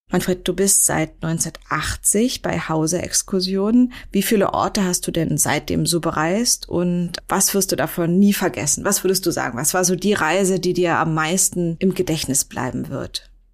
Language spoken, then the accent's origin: German; Berlin, Germany; ich bin ja eine sehr eingefleischte Berlinerin